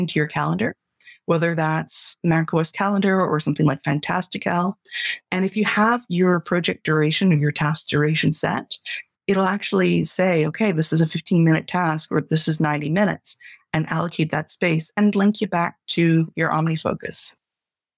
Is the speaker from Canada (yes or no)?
yes; Canada; I'm a Canadian